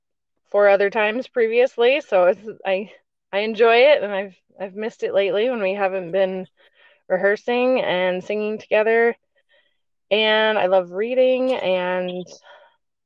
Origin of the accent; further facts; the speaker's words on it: Virginia, United States; moved away as an adult; also born or lived in Ohio / Michigan / Utah; now in North Carolina, United States; I grew up in Virginia